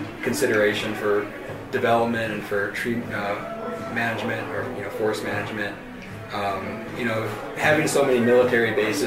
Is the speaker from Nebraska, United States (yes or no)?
no; Minnesota, United States; now in Colorado, United States; growing up in Minnesota